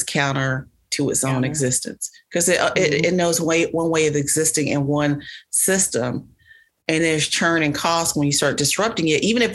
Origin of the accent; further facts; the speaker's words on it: the South, United States; I'm from the South